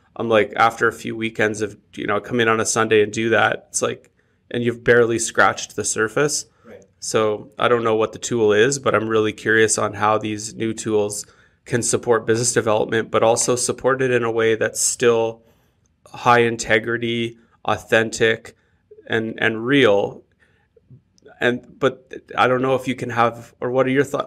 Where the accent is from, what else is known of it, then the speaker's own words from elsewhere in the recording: Canada; as Canadians because like when we say we're from Canada or I am Canadian